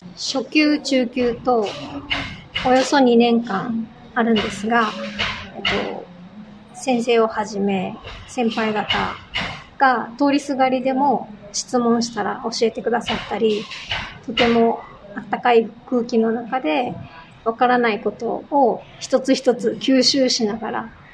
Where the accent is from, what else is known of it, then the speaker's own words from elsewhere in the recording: Amami Ōshima, Kagoshima, Japan; now in Okinawa, Japan; 私は沖縄県出身ではなくて、はい、鹿児島県の奄美大島出身なんですけれど